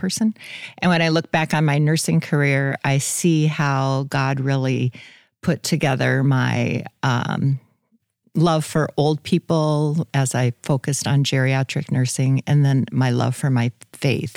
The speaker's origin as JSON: {"language": "English", "town": "Hurley", "region": "South Dakota", "country": "United States", "tie": "born or raised there", "also_born_or_lived": "Brandon, South Dakota", "said": "grew up in Hurley, South Dakota"}